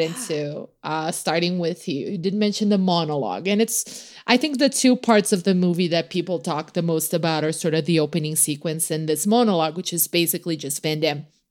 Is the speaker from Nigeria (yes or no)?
no; Brazil; moved away; I grew up in Brazil